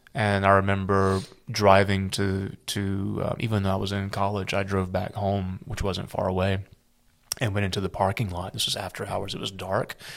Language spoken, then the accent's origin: English; South Carolina, United States; I grew up in South Carolina